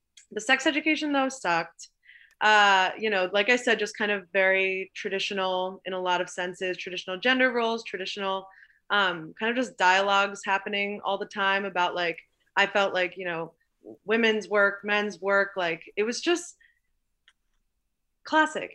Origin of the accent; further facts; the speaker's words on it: Long Island, New York, United States; I grew up on Long Island